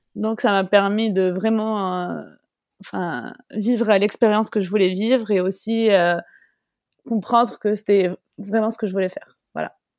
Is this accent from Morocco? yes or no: yes; Morocco; je suis marocaine et je voulais vraiment représenter mon pays